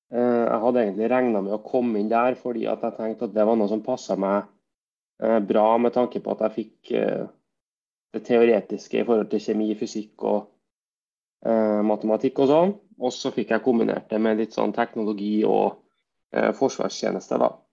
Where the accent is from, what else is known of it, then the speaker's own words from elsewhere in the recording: Verdal, Trøndelag, Norway; now in Trondheim, Norway; opprinnelig er jeg fra Verdalen, by mellom Levanger og Steinkjer.